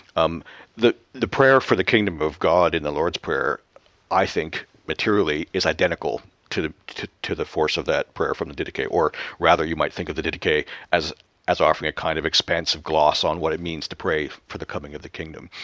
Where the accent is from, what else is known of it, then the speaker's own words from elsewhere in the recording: Canada; moved away; back home in Canada